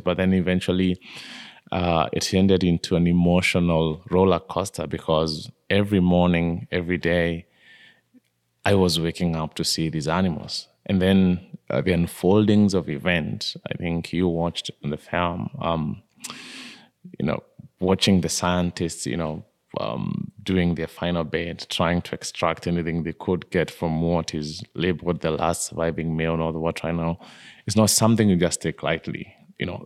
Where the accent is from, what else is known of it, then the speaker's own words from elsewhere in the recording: Kenya; I was born in Kenya, in a, in a small village just below the slopes of Mount Kenya